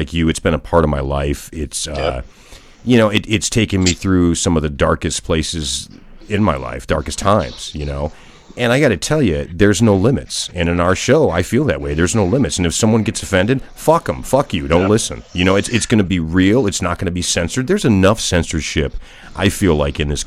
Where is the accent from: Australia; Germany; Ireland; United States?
Germany; moved away; I was born in Germany